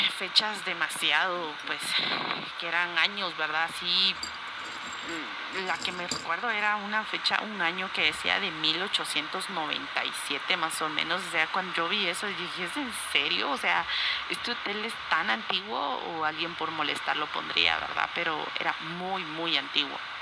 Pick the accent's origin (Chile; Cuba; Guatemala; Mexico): Guatemala; soy de Guatemala